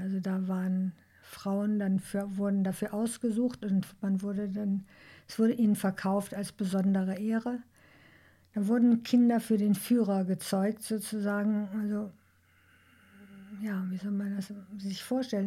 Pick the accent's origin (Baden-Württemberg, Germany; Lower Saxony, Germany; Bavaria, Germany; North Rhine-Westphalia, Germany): North Rhine-Westphalia, Germany; Duisburg; ich bin in Duisburg geboren